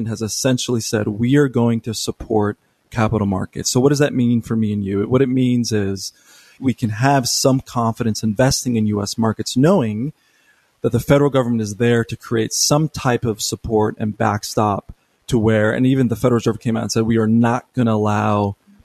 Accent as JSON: {"language": "English", "country": "United States", "said": "this just comes from being an American"}